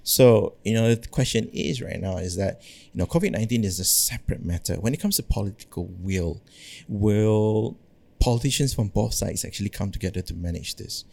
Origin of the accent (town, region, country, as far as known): Malaysia